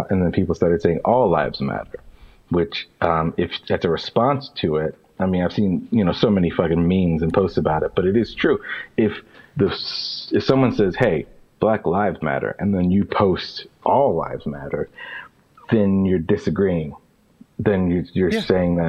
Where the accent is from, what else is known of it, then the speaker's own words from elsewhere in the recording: Bridgeport, Connecticut, United States; born there; I was born in 1992 in Bridgeport, Connecticut.